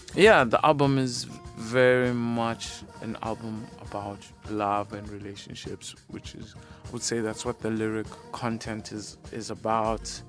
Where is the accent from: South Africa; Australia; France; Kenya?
South Africa; being South African